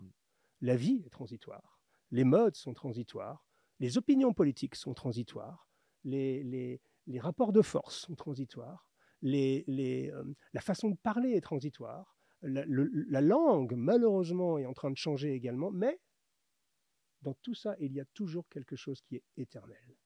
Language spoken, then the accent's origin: French; Paris, Île-de-France, France; also born or lived in north of Atlanta, Georgia, United States; je suis de Paris